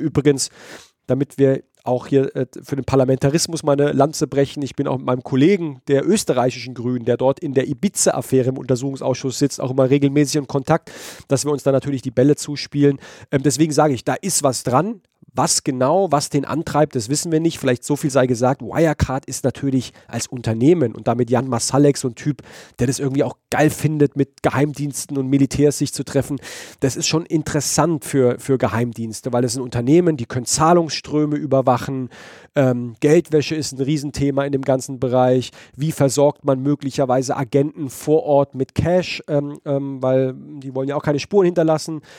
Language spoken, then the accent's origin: German; Heidelberg, Baden-Württemberg, Germany; aus Heidelberg, meiner Geburtsstadt